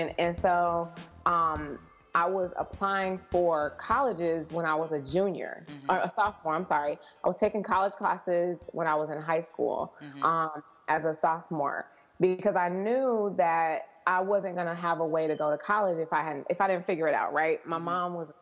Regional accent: Chicago, Illinois, United States; also born or lived in New York / New Jersey; girl from Chicago

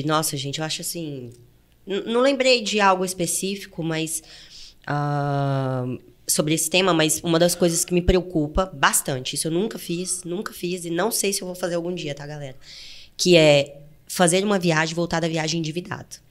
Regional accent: interior of Goiás, Brazil; moved away as an adult; also born or lived in Fortaleza, Ceará; eu nasci no interior de Goiás, né, gente? Pelo meu sotaque, dá pra perceber

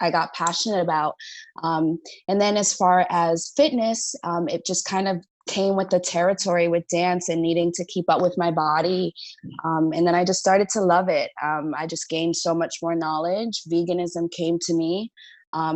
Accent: New Jersey, United States; moved away; also born or lived in New York; I'm from the East Coast, New Jersey, New York

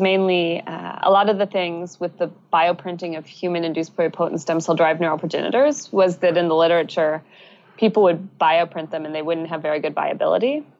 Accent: United States; moved away as an adult; now in British Columbia, Canada; I'm originally from the States

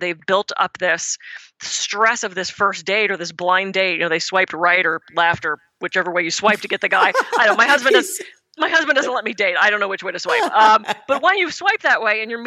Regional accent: Pittsburgh, Pennsylvania, United States; moved away; I'm from the East Coast. I'm from Pittsburgh originally.

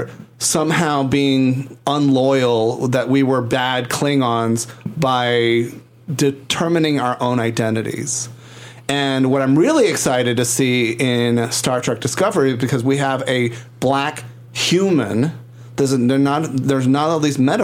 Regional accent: Puerto Rico

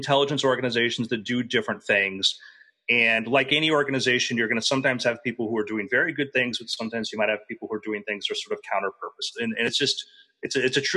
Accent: Fort Lauderdale, Florida, United States; I grew up in Fort Lauderdale

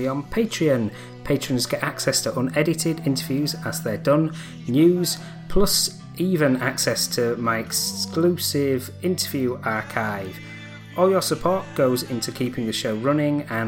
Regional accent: Leeds, Yorkshire and the Humber, United Kingdom; my hometown of Leeds

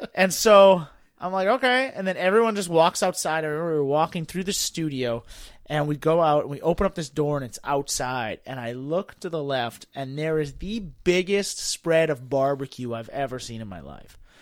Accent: Boston, Massachusetts, United States; moved away; also born or lived in Washington, D.C.; I grew up in Boston.

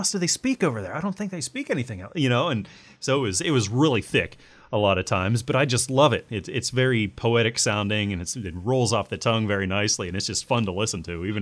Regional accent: United States; I'm an American

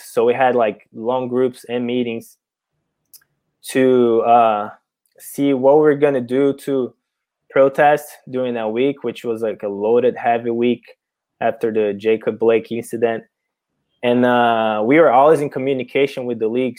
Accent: Brazil; English is a second language; moved away as an adult; now in United States; I wasn't born here in America. I was born and raised in Brazil. only came here for college

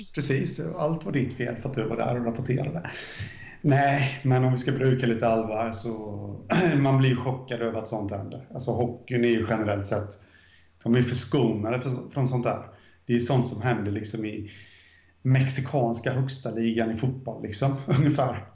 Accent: Jönköping, Jönköping County, Sweden; jag är från Guldstaden, Jönköping

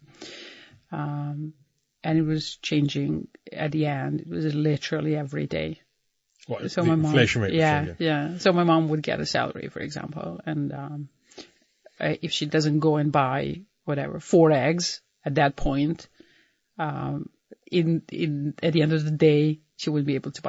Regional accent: Banja Luka, Republika Srpska, Bosnia & Herzegovina; moved away as an adult; also born or lived in Belgrade, Serbia; I was online between Belgrade and Banja Luka because he was stationed there in my hometown.

